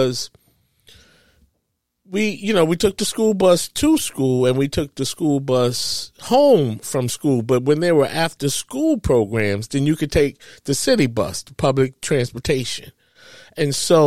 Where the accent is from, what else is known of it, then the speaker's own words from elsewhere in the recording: New York City, New York, United States; I grew up in East Harlem, or what is known as Spanish Harlem, El Barrio, they call it